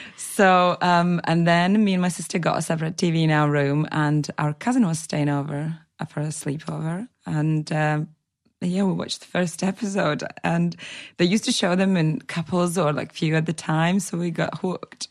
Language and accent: English; Latvia; now in England, United Kingdom; I'm originally from Latvia. I was born into a Russian speaking family, but I have been living in England for over nine years now.